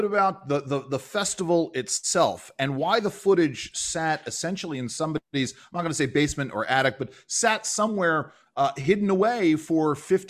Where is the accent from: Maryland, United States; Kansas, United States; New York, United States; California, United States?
New York, United States; I grew up in New York, as my listeners know.